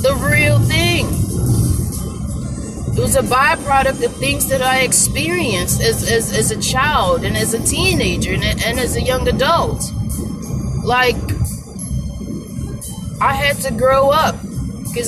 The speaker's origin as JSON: {"language": "English", "town": "Baltimore", "region": "Maryland", "country": "United States", "tie": "born or raised there", "said": "growing up where I grew up in Baltimore City, Maryland"}